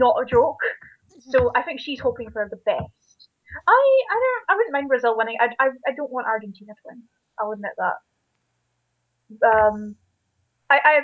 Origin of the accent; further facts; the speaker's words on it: Scotland, United Kingdom; it's really fun being Scottish